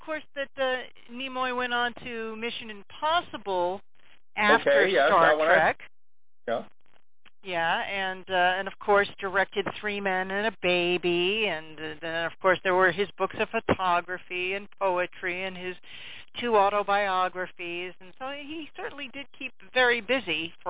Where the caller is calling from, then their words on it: Vermont, United States; calling from Vermont.